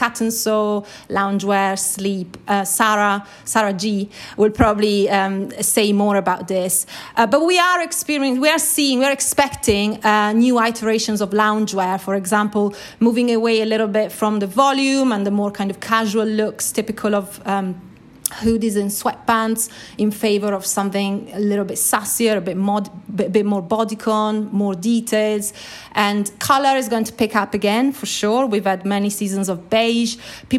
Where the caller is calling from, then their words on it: London, United Kingdom; I'm calling from London.